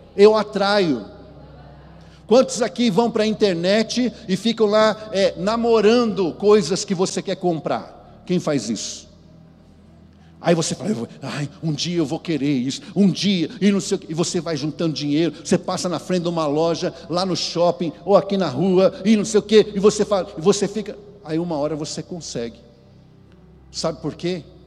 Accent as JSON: {"language": "Portuguese", "region": "São Paulo", "country": "Brazil", "said": "eu sou paulista"}